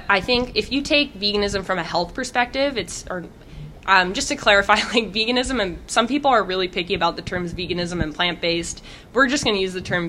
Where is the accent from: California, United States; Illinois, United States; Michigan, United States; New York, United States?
California, United States; Santa Cruz; moved away as an adult; now in Boston, United States; I grew up in Santa Cruz, California